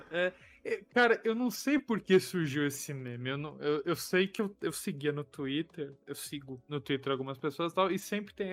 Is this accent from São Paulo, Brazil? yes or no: yes; São Paulo, Brazil; sou de São Paulo.